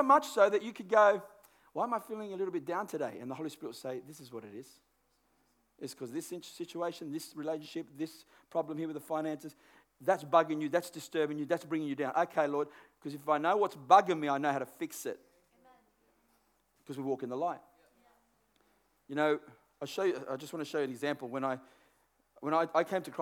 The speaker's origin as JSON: {"language": "English", "country": "Australia", "tie": "born or raised there", "said": "I know a guy that I grew up with in Burwood area"}